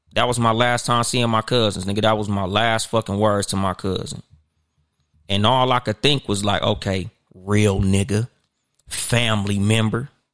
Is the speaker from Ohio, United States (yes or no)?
no; Compton, California, United States; also born or lived in Inland Empire, California; I claim Compton because I was born in Compton, and no matter where I go in the world, that's where I'm always gonna go back to.